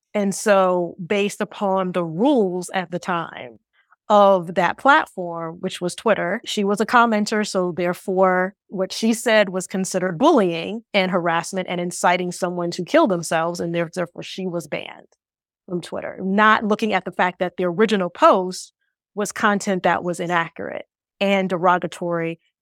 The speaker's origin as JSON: {"language": "English", "region": "Ohio", "country": "United States", "also_born_or_lived": "New York", "moved": "as an adult", "said": "from Ohio like me"}